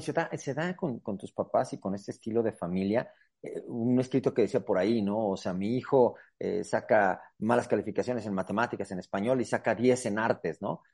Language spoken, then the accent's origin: Spanish; Aguascalientes, Mexico; aquí Tierra Santa, Aguascalientes